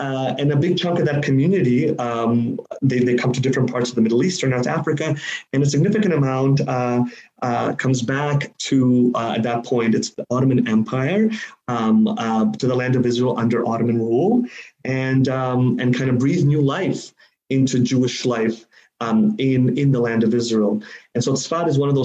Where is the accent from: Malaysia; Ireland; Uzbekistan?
Uzbekistan; I'm from Uzbekistan. That's where I was born